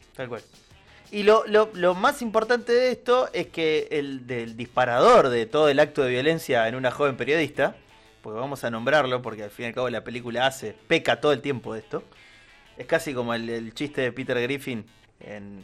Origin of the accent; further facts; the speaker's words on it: Argentina; yo como soy argentino y lo veo de afuera